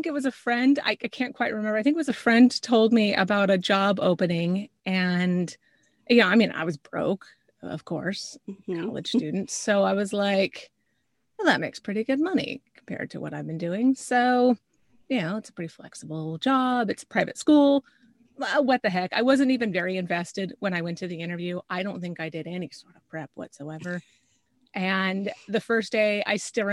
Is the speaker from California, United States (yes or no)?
no; north of Spokane, Northeast Washington, United States; I grew up in a very small town in Northeast Washington, north of Spokane, so kind of closer up to the Canadian border there